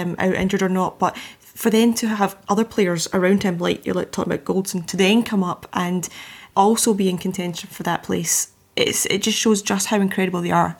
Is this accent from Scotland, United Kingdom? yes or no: yes; Scotland, United Kingdom